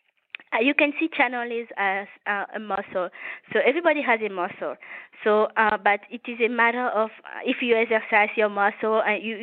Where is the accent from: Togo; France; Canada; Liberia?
Togo; now in United States; I was born in West Africa, in a small country called Togo. Which is a French-speaking country. So I was raised by my mom.